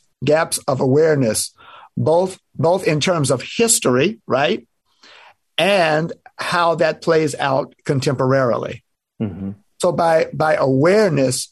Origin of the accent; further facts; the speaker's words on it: Jackson, Mississippi, United States; growing up in Jackson, Mississippi, during post-desegregation